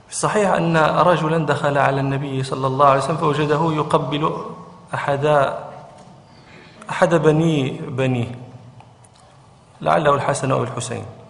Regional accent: Morocco; عندنا في المغرب

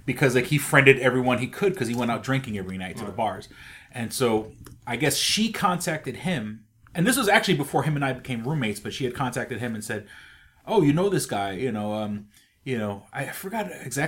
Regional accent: Rochester, New York, United States; I believe I had said I'm from Rochester

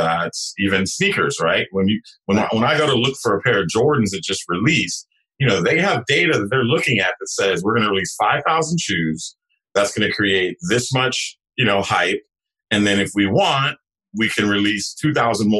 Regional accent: San Jose, California, United States; I grew up in San Jose, California.

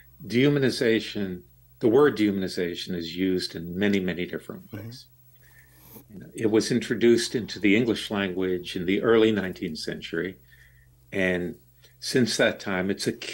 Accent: Deep South, United States; I grew up in the Deep South during the Jim Crow era

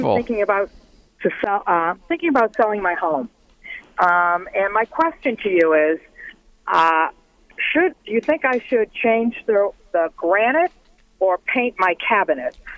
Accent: Boston, Massachusetts, United States; now in Texas, United States; Uh, Oh no, I'm from Boston, but I will stay in Texas. I'm I'm I'm a Texan.

